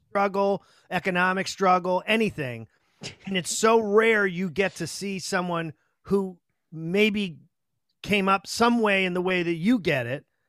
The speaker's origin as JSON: {"language": "English", "town": "Chelsea", "region": "Massachusetts", "country": "United States", "tie": "born or raised there", "said": "I grew up in Chelsea, which was, you know, a shithole"}